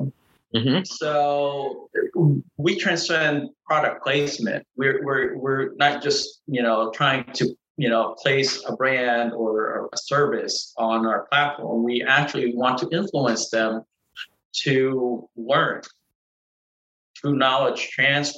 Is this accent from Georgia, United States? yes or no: no; Norfolk, Virginia, United States; growing up in Norfolk, Virginia